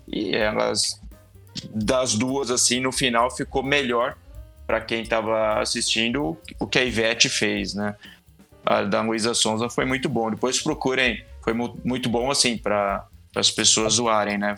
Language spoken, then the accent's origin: Portuguese; Brazil; a gente é, é, brasileiro